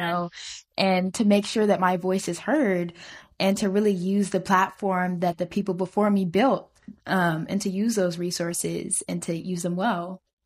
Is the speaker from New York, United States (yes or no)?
no; Tennessee, United States; I'm originally from Tennessee